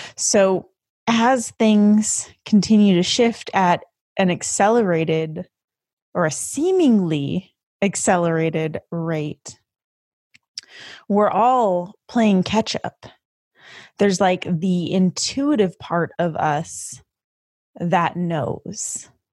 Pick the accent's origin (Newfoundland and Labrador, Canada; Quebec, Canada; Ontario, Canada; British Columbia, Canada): British Columbia, Canada; Vancouver; moved away as an adult; My entire fucking family is in Vancouver, they're in Canada. It's where I'm from